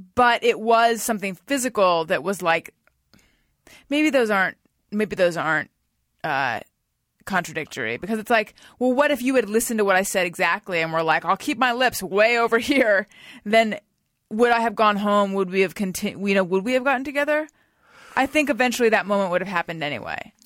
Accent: California, United States; moved away as an adult; also born or lived in New York / Los Angeles; so I moved back to California from New York and I was living at my parents' house in Orange County

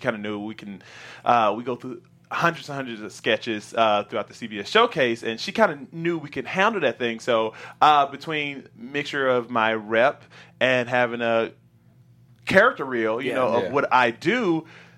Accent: the South, United States; I'm from the South

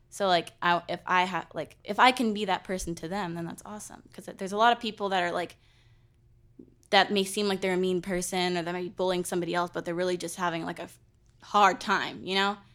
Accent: California, United States; moved away; I was born in California

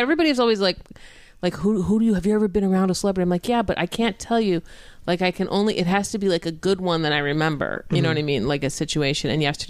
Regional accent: Orange County, California, United States; also born or lived in Los Angeles; my friends and I grew up in Orange County

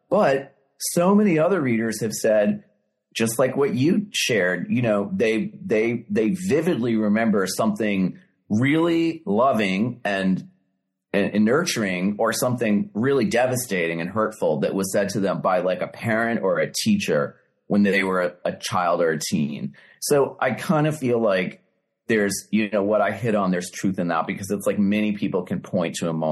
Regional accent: Boston, Massachusetts, United States; accent: Boston; my Boston accent, you know, that I still had at the time

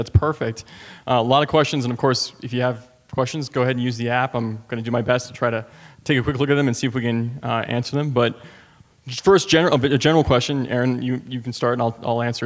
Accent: Washington, District of Columbia, United States; my hometown of D.C.

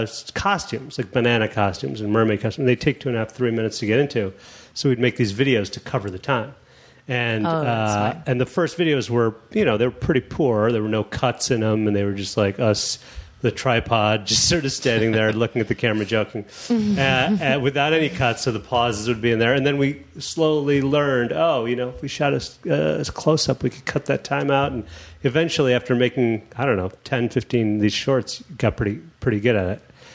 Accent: Chicago, Illinois, United States; moved away as an adult; also born or lived in New York; And I'm from Chicago

